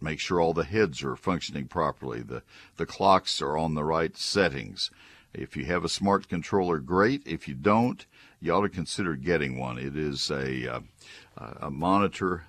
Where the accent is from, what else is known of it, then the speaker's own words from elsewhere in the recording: College Station, Texas, United States; moved away as an adult; also born or lived in northern Ohio; I was growing up in College Station and running a nursery in high school